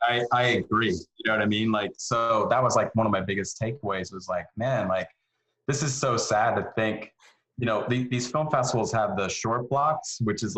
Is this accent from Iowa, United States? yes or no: yes; Iowa, United States; also born or lived in Denver / Los Angeles; now in Atlanta, United States; Yeah, Iowa, Denver, LA for like 6 months, back to Denver for a couple of years, and then here to Atlanta in 2001.